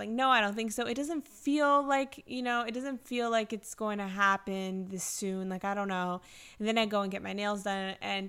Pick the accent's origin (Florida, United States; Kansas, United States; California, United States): Florida, United States; Fort Lauderdale; So we took our first Fort Lauderdale trip together. {S0} Yep. {S1} It's my hometown, by the way. Shout out to people from South Florida.